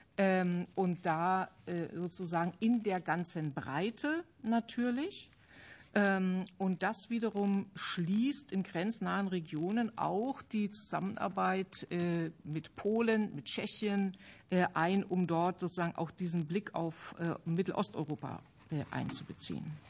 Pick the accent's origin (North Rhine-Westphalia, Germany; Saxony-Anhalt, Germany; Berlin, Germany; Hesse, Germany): Saxony-Anhalt, Germany; Halle; in der Gegend, wo ich herkomme, ich komme aus Halle